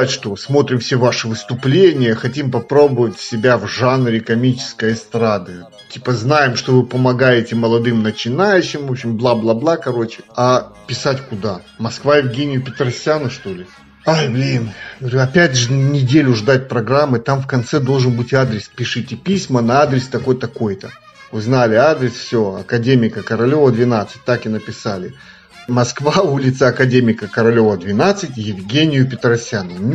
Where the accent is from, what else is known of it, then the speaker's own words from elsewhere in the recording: Moldova; я из Молдавии.